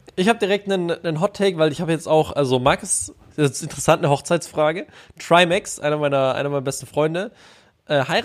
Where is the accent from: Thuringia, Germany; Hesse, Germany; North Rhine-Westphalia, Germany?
North Rhine-Westphalia, Germany; Bonn; also born or lived in Baden-Württemberg (Ländle); ich komme eh aus Bonn.